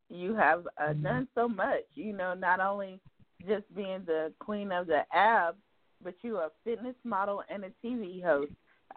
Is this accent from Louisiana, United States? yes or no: no; Seneca, South Carolina, United States; I'm from Seneca, South Carolina, so small town.